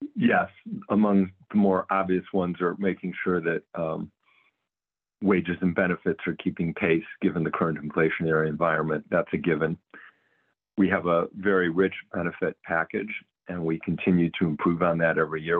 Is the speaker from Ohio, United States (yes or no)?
yes; Cleveland, Ohio, United States; moved away as an adult; also born or lived in Providence, Rhode Island / New Orleans, Louisiana / Los Angeles, California; Moved my family back to Cleveland, where I was born and raised about 15 years ago